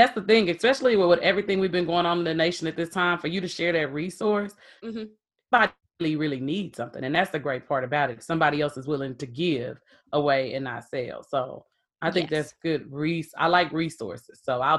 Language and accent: English; Texas, United States; I'm from Texas.